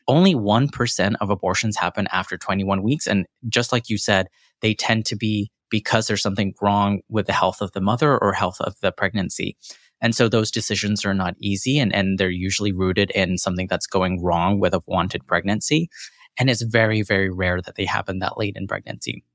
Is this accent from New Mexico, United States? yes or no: no; Corsicana, Texas, United States; accent: American; also born or lived in London / Jackson, Mississippi; now in Houston, United States; my formative years were in Corsicana, Texas